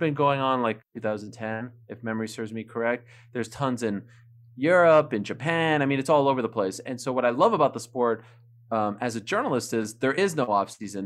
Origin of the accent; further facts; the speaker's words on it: Montreal, Quebec, Canada; first language French; English is a second language; moved away as an adult; I'm from Montreal, Quebec, Canada. I was born there, July eighth, nineteen eighty-two.